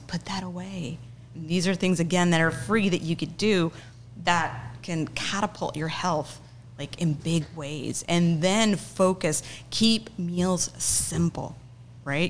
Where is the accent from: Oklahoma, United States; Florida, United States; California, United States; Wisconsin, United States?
Oklahoma, United States; now in Rio Grande Valley, United States; I grew up in Oklahoma. We had a Mennonite community in a small town in Oklahoma.